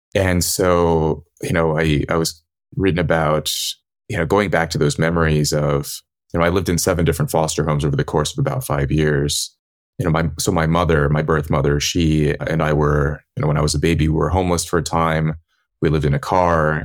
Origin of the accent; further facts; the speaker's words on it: California, United States; the people I grew up around in California